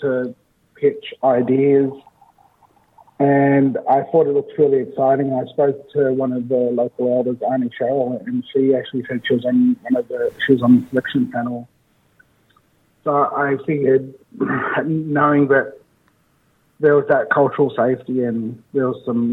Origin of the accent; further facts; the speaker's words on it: Leeton, New South Wales, Australia; also born or lived in Wagga Wagga; I was born here in Wagga Wagga. I grew up in a small town not far from here called Leeton